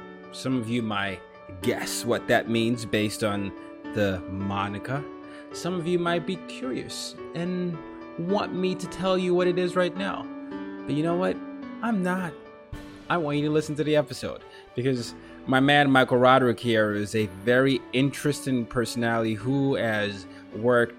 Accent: Lagos, Nigeria; now in New York, United States; I'm from Nigeria. So I grew up in Lagos, Nigeria as one of the places that I ended up growing up

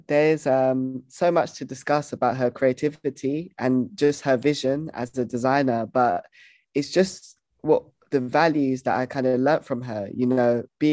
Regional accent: London, United Kingdom; I grew up in London

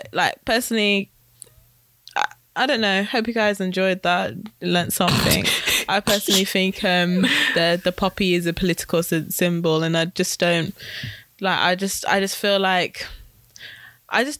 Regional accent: United Kingdom; we are British

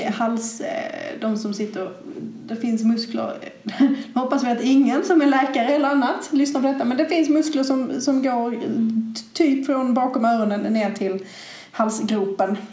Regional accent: Malmö, Skåne, Sweden; accent: Scanian; Jag är ju som man eventuellt kan skönja på min dialekt född i Skåne, mm. i Malmö

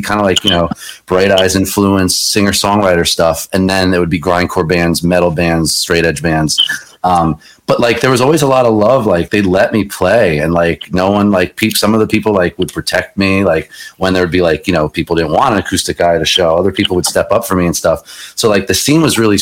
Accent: Jackson, New Jersey, United States; We grew up in Jackson

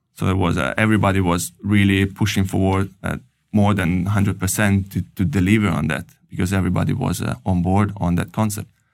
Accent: Italy; moved away as an adult; also born or lived in Paris, France; now in Oslo, Norway; I'm coming from Italy and I studied engineering in Italy

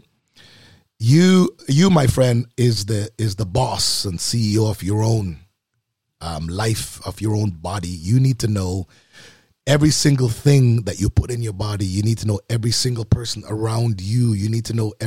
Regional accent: Jamaica; I am a Jamaican

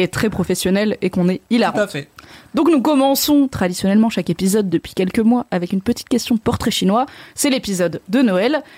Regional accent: Haut-Rhin, Grand Est, France; moi je viens du Haut-Rhin, donc du 6-8

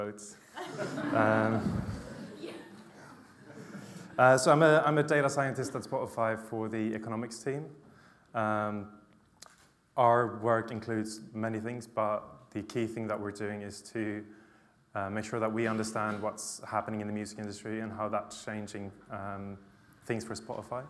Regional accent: Sweden; moved away as an adult; now in London, United Kingdom; I'm from Sweden, but I'm based in London. I've been in London for 4 years

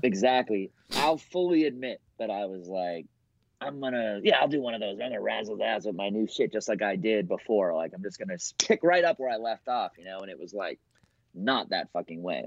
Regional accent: Boston, Massachusetts, United States; also born or lived in New York; I'm from Boston too.

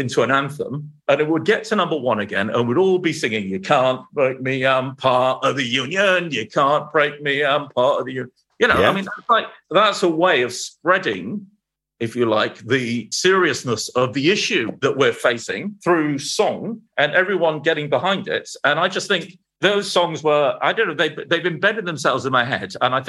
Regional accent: Manchester, North West England, United Kingdom; also born or lived in Los Angeles; that's where I was brought up in Manchester.

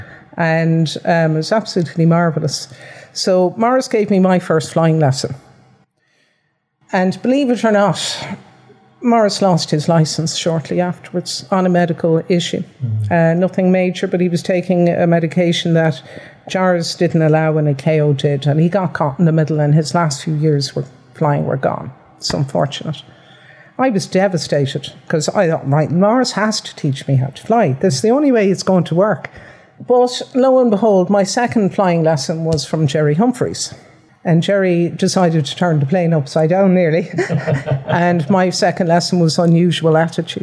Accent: Dublin, Leinster, Ireland; now in Limerick, Ireland; I'm originally from Dublin

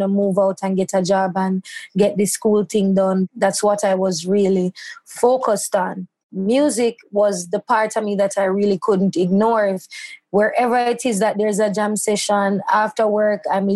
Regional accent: Christiana, Manchester Parish, Jamaica; moved away as an adult; now in Kingston, Jamaica; I moved from my hometown in Christiana

